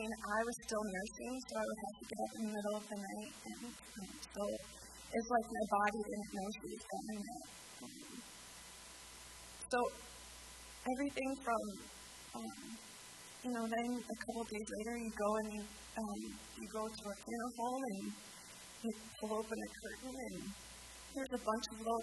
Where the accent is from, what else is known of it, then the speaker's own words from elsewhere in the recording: Sioux Falls, South Dakota, United States; we're from Sioux Falls.